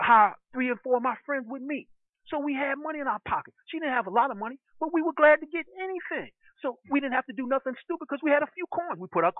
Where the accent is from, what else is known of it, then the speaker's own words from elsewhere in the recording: New York City, New York, United States; I said, I was raised in Brooklyn.